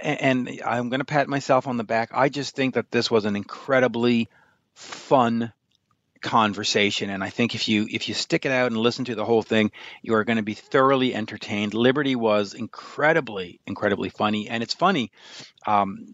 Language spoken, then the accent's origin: English; Canada; I'm Canadian